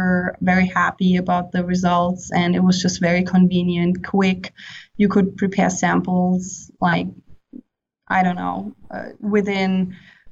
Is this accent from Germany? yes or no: yes; Heidelberg, Baden-Württemberg, Germany; moved away as an adult; also born or lived in Mainz, Germany / Seoul, South Korea / Santa Barbara, United States / Darmstadt, Germany; now in Arizona, United States; I was born in Heidelberg, Germany, so I am German